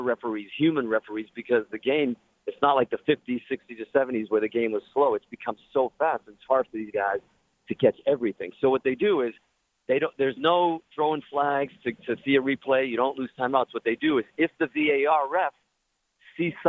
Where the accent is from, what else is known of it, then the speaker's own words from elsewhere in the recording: Boston, Massachusetts, United States; also born or lived in Portugal; now in Los Angeles, United States; I'm from Boston originally, but I live out in L.A. now